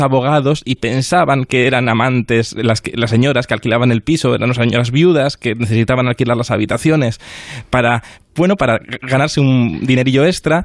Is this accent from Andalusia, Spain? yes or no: no; Cantabria, Spain; Yo soy de Cantabria